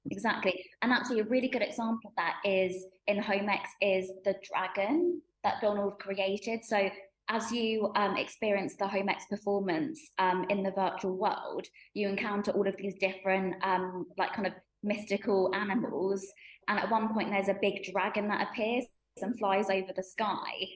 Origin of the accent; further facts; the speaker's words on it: United Kingdom; i was born and bred in the uk